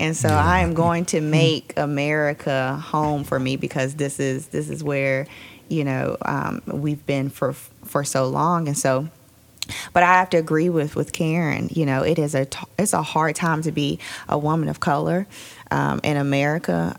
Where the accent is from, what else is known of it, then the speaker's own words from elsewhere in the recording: Roanoke, Virginia, United States; moved away; I'm from Roanoke originally, moved back about two years ago